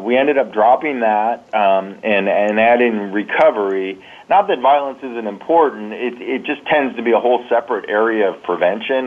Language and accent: English; San Diego, California, United States; now in Columbus, United States; I grew up in San Diego